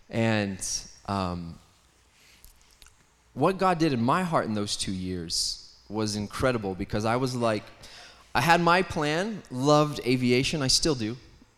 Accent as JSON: {"language": "English", "country": "Canada", "tie": "born there", "said": "I was born in Canada. Pat doesn't hold that against me too much. So born in Canada"}